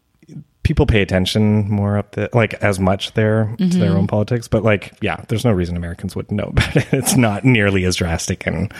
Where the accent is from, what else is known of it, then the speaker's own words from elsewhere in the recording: Canada; I'm Canadian.